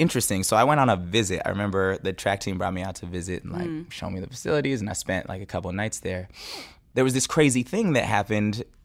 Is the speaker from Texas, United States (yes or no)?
no; Bay Area, California, United States; I'm from the Bay Area